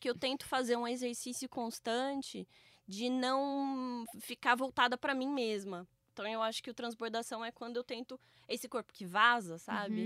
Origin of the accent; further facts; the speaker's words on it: Campinas, São Paulo, Brazil; eu sou de Campinas